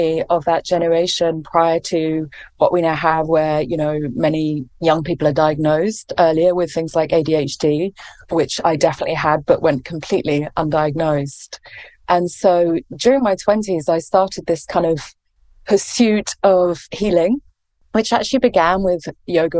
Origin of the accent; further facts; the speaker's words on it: England, United Kingdom; accent: English; moved away as an adult; now in California, United States; as you can probably tell from my accent, I'm English.